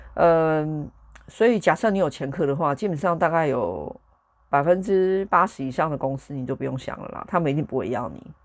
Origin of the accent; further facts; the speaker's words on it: Taiwan; moved away as an adult; now in United Kingdom; 我觉得我身为一个台湾人，我在台湾出生